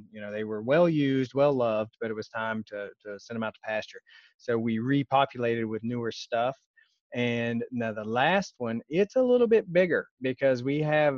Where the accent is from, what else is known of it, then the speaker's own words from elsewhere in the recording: West Virginia, United States; I grew up in West Virginia